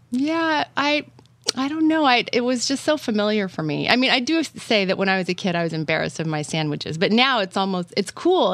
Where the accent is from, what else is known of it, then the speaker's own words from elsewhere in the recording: Washington, United States; I grew up in Washington State